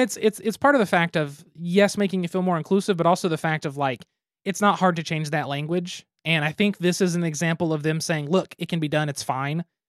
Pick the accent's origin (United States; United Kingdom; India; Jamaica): United States; we are American